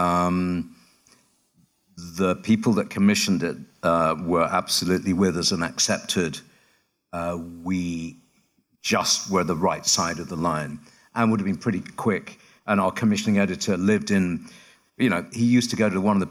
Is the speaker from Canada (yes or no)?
no; United Kingdom; I work in London, I'm British